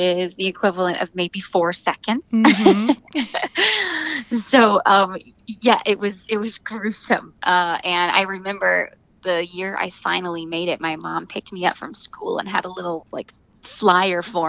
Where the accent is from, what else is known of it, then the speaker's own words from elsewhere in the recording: near St. Louis, Missouri, United States; now in New York, United States; Rolla is 30 minutes from my hometown, one direction, and then St. Louis is an hour the other